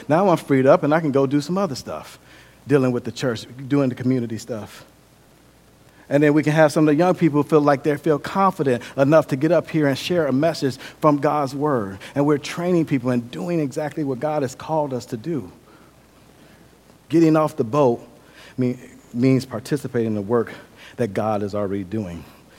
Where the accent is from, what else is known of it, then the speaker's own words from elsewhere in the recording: Milwaukee, Wisconsin, United States; I grew up in Milwaukee, Wisconsin. Milwaukee is kind of like a little mini Chicago. It's very violent.